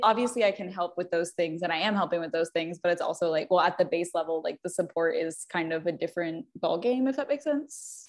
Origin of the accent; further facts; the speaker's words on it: Fort Walton Beach, Florida, United States; I like was born and raised in Fort Walton Beach